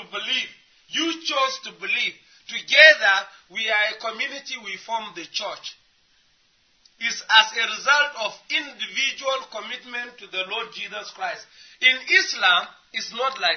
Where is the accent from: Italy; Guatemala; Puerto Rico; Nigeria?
Nigeria; We came from Nigeria